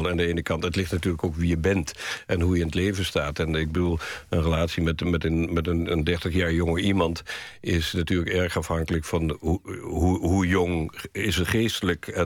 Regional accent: Curaçao; born there; Ja, ik ben geboren in Curaçao.

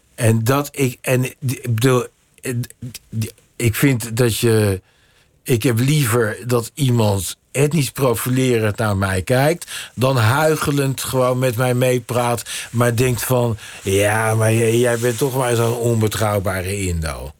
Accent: Netherlands; ik ben in Nederland geboren

